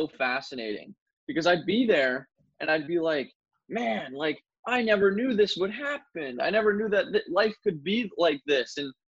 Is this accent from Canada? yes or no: yes; Ottawa, Ontario, Canada; also born or lived in St. John's, Newfoundland; I was born in St. John's, Newfoundland in 1996, moved to Ottawa, Canada in the year 2000 when my dad's job relocated, and I've been here in Ottawa ever since